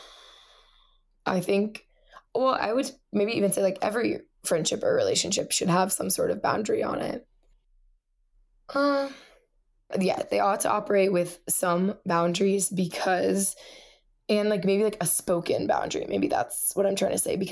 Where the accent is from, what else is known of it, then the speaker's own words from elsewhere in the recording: Melbourne, Florida, United States; moved away; also born or lived in Ohio / Indiana; I grew up in Florida